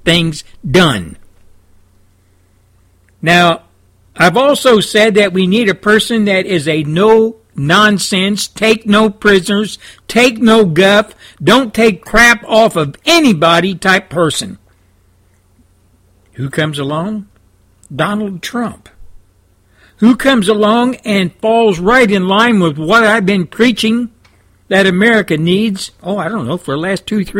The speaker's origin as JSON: {"language": "English", "region": "Texas", "country": "United States", "said": "as a Christian, as a Texan"}